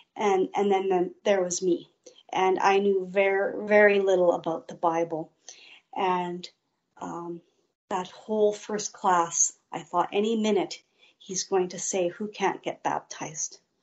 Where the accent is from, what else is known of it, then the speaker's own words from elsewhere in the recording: Steinbach, Manitoba, Canada; also born or lived in Winnipeg; I grew up near Steinbach, and I grew up in a loving home